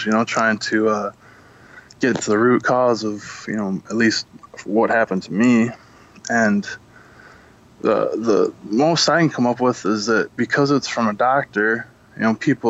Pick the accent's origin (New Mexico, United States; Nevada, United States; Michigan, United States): Michigan, United States; Monroe; moved away; I come from Monroe, Michigan, and that, not anymore, I moved